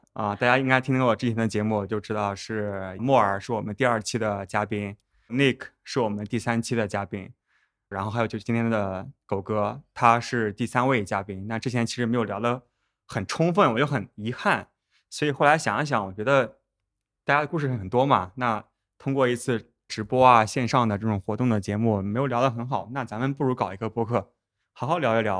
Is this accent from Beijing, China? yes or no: no; Northern Jiangsu, China; also born or lived in United States / Japan; now in Shanghai, China; 我家也是在苏北